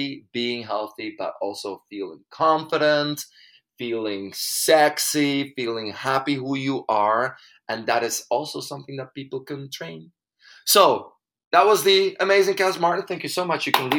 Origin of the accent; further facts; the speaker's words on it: Belgium; English is a second language; moved away as an adult; now in Spain; I'm coming from Belgium